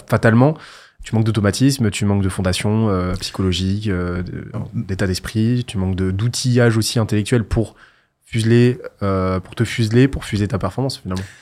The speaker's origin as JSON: {"language": "French", "town": "Toulouse", "region": "Occitania", "country": "France", "said": "Parce que je viens de Toulouse"}